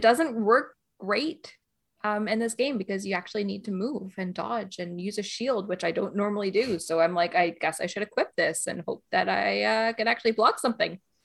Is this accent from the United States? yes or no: no; Canada; now in Northern Ireland, United Kingdom; I'm, uh, Canadian. I live in Northern Ireland, but I also live in Canada.